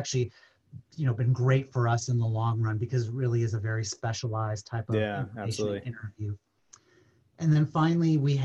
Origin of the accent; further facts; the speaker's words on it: Midwest, United States; moved away as an adult; also born or lived in New York City / Boston; I grew up in the Midwest